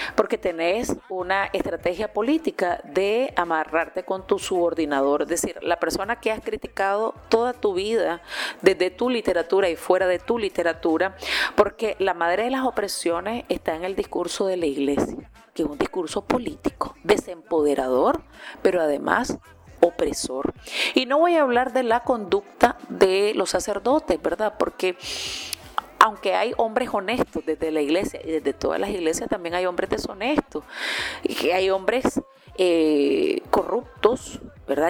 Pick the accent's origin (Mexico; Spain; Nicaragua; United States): Nicaragua